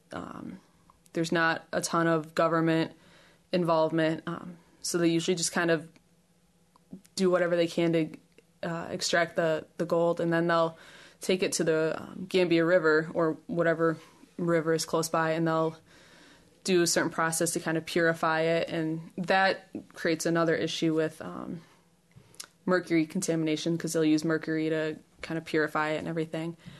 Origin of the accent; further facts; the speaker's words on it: Chicago, Illinois, United States; moved away as an adult; now in Ames, United States; I'm from Chicago, uh, Chicago region. I came out to Iowa few years ago for my undergrad